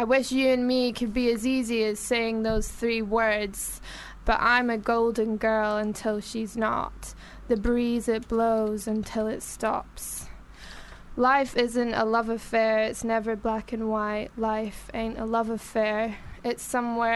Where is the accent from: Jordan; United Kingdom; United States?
United Kingdom; Glasgow, Scotland; accent: Glaswegian; moved away as an adult; I'm originally from Glasgow